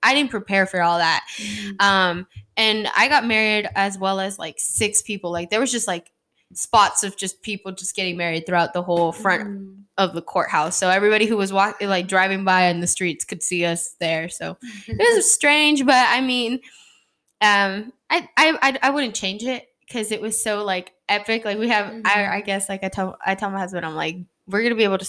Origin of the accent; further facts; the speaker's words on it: Nogales, Sonora, Mexico; I'm from Nogales, Sonora.